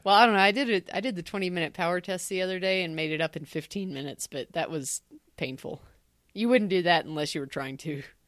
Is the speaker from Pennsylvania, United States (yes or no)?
no; Tennessee, United States; I'm from Tennessee